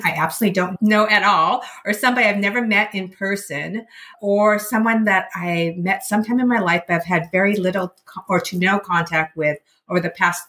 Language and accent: English; Seattle, Washington, United States; I grew up in the Seattle area